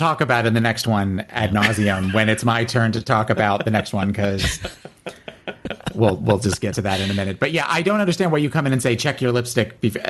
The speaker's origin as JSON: {"language": "English", "town": "Austin", "region": "Texas", "country": "United States", "said": "and I'm also from Austin, Texas, y'all."}